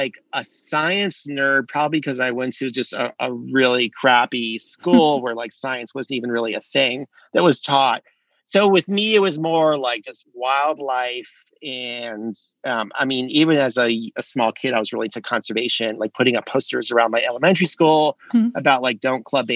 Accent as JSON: {"language": "English", "region": "South Florida", "country": "United States", "tie": "born or raised there", "moved": "yes", "lives_now": "North Carolina, United States", "said": "I grew up in South Florida on an estuary, like a mangrove rimmed estuary"}